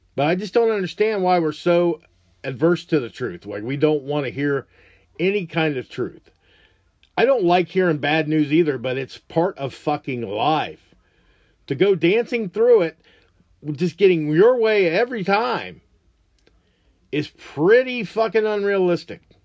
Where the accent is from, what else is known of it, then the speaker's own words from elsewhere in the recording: United States; as an American